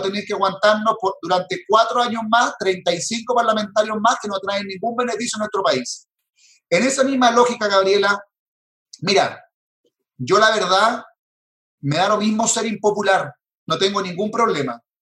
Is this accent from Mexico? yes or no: no; Chile; Chile me dio posibilidades, por lo menos a mí, de tener educación, de estudiar